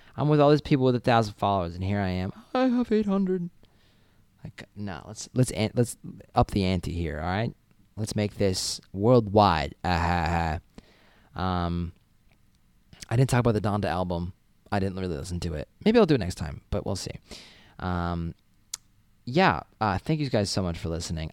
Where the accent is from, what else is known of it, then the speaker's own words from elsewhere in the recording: Massachusetts, United States; moved away; I'm from Massachusetts.